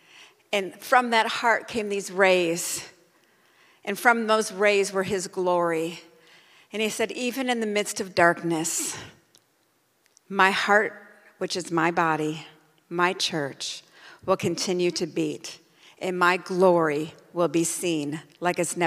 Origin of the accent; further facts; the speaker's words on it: United States; I'm a Christian before I'm an American